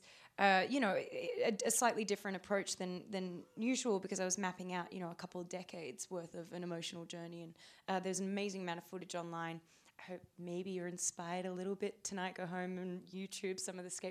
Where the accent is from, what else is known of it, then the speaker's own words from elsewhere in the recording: Australia; we're both Australian.